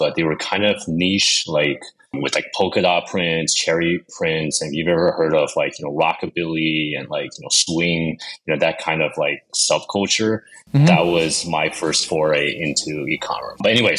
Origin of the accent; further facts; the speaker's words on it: Los Angeles, California, United States; moved away as an adult; also born or lived in Shanghai, China; back when I was still living in LA, my hometown